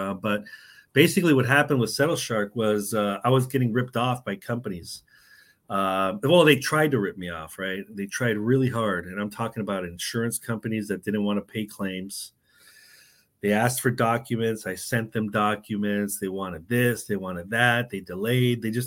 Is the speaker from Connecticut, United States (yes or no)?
no; San Diego, California, United States; moved away as an adult; also born or lived in New York City / Mexico / Chicago; now in Tallahassee, United States; I'm originally from San Diego, grew up in California